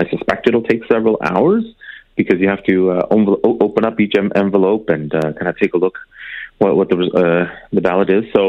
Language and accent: English; Canada; as a Canadian